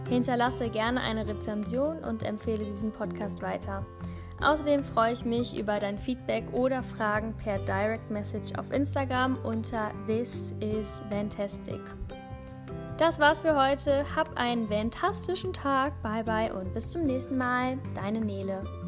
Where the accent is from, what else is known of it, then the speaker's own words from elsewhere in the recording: Northern Germany, Germany; moved away; also born or lived in Bavaria; ursprünglich komme ich aus Norddeutschland